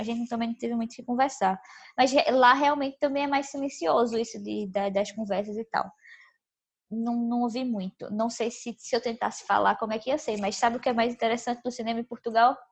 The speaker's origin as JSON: {"language": "Portuguese", "town": "Recife", "region": "Pernambuco", "country": "Brazil", "said": "Mas a gente é de Recife"}